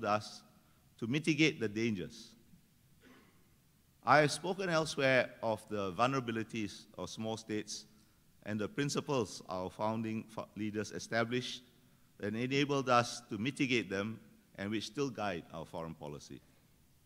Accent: Singapore

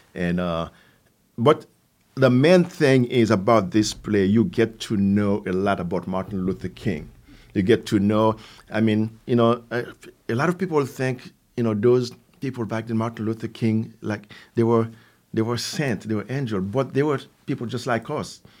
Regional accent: Haiti; English is a second language; also born or lived in New York City, United States; now in Capital Region, New York, United States; Originally, I'm from Haiti

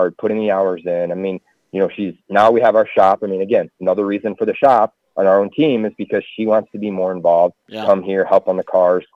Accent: the North, United States; moved away as an adult; We're from the North.

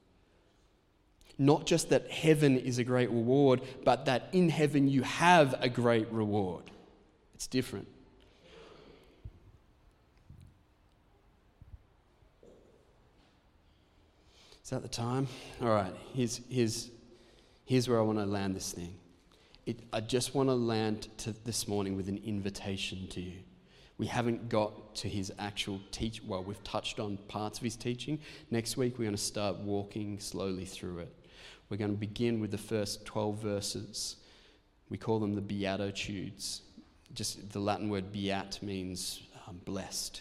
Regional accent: Australia; we're Protestants and also because we're Australian.

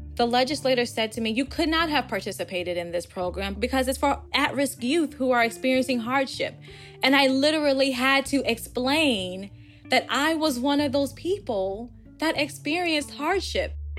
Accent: Buffalo, New York, United States; now in Virginia, United States; Growing up in Buffalo and being born to a mother that was only sixteen years of age

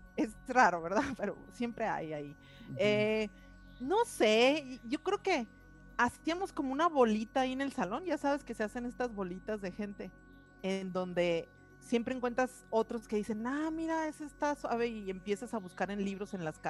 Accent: Hermosillo, Sonora, Mexico; moved away as an adult; also born or lived in north of England; now in Colima, Mexico; Yo nací en, en Hermosillo, Sonora. y soy parte de una familia, tengo dos hermanos, soy la hermana mayor, y eh, desde muy chica eh, vivimos en, en, el norte de la ciudad de Hermosillo

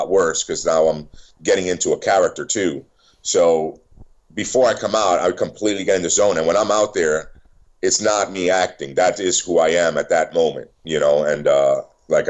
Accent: New York City, New York, United States; I was born in New York City.

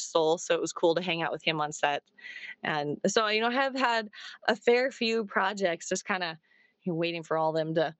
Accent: Arizona, United States; I'm from Arizona.

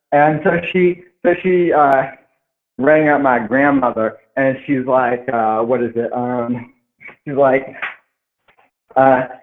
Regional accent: Seattle, Washington, United States; accent: Ohio; I was uh, born and raised in Seattle, right? But uh, all my friends, since I've got a, like a very strong Ohio accent because both my parents are from Ohio.

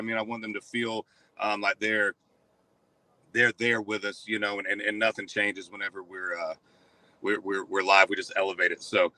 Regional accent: Central Florida, United States; Yeah, I grew up in Central Florida

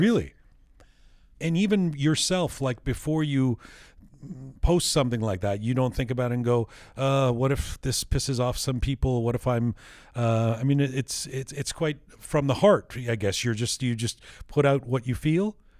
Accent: London, United Kingdom; I was born in London

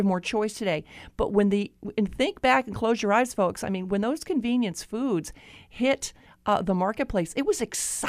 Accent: Florida, United States; I grew up in Florida

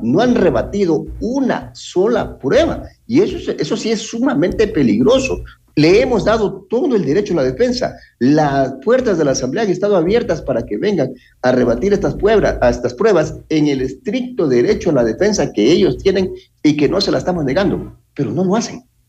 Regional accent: Ecuador; nosotros, como ecuatorianos

